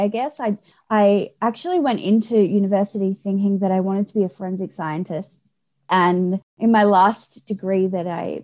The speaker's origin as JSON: {"language": "English", "country": "Australia", "tie": "born or raised there", "said": "I grew up in a small country town, pretty far away from where I currently live, down in Australia"}